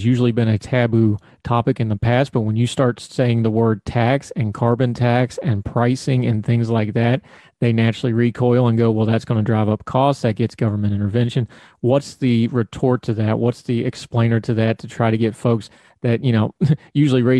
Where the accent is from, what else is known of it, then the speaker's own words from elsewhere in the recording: West Virginia, United States; I grew up in West Virginia